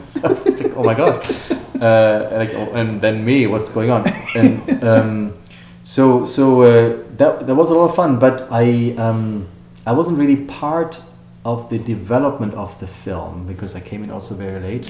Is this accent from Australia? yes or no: no; Germany; also born or lived in Hollywood; now in United States; when I grew up in Germany